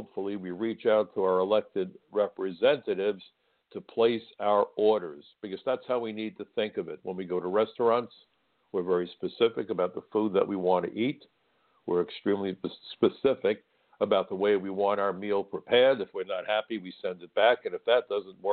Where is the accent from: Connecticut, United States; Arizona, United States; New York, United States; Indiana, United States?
New York, United States; New York City; my hometown of New York City